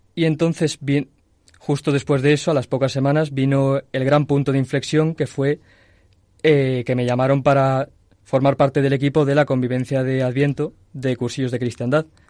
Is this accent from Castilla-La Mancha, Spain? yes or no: yes; Toledo, Castilla-La Mancha, Spain; moved away as an adult; now in Madrid, Spain; soy de Toledo, pero desde hace cinco años eh, estoy viviendo en Madrid